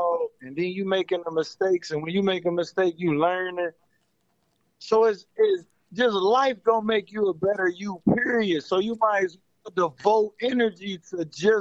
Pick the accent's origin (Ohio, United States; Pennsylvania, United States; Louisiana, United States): Ohio, United States; Cincinnati; now in Phoenix, United States; I'm from Cincinnati, Ohio.